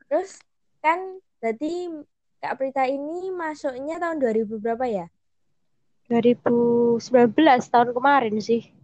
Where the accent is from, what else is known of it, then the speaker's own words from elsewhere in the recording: East Java, Indonesia; apalagi aku kan dari Jawa Timur sendiri